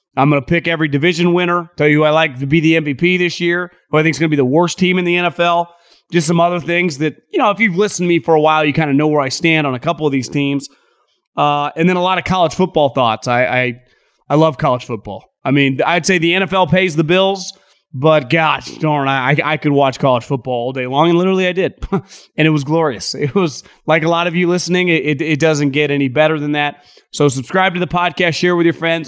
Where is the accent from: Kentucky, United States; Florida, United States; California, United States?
California, United States; Northern; I grew up in Northern California